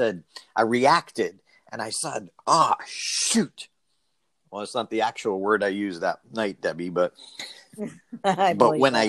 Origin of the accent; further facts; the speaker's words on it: Auburn, Massachusetts, United States; I'm from Auburn